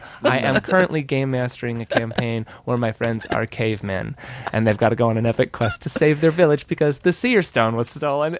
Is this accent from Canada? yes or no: yes; Canada; I'm from Canada.